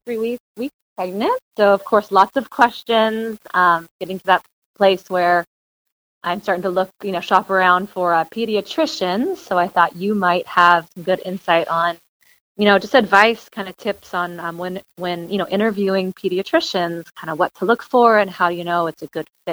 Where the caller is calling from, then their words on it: San Jose, California, United States; Hi, Dr. Jim. I'm in San Jose, California.